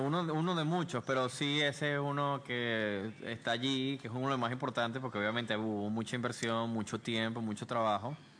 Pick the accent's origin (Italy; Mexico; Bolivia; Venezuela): Venezuela; Maracay, Aragua; now in Panama City, Panama; venimos de Maracay.